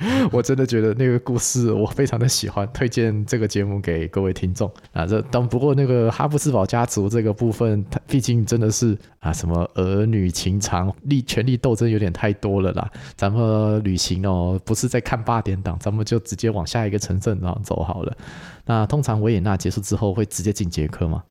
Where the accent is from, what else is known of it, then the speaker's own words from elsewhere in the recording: Taiwan; 至少我们台湾人的消费能力，到了奥地利会发现自己，啊，好像真的贫穷限制我的想象的。